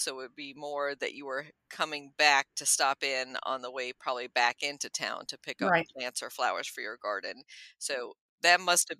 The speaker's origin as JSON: {"language": "English", "region": "Bavaria", "country": "Germany", "tie": "born or raised there", "moved": "yes", "said": "I was born in Bavaria myself."}